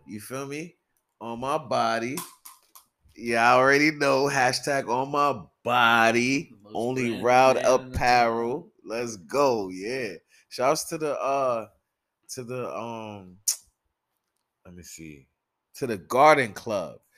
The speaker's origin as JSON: {"language": "English", "town": "New York City", "region": "New York", "country": "United States", "said": "I'm from the Bronx, from Soundview Projects"}